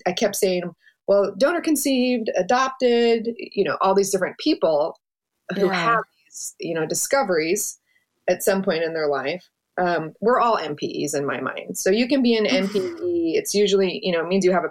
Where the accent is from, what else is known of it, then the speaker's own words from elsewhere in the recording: Seattle, Washington, United States; I grew up in Seattle and, like I just said, with just my mother.